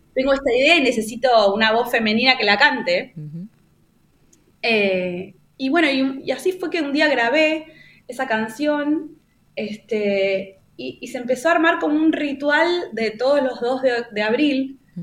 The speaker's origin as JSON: {"language": "Spanish", "region": "Buenos Aires", "country": "Argentina", "said": "yo soy de Buenos Aires"}